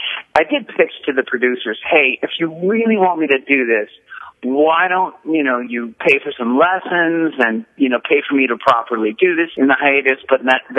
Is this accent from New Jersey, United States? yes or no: no; New York City, New York, United States; moved away; also born or lived in Los Angeles / Paris / Vancouver; I grew up in New York City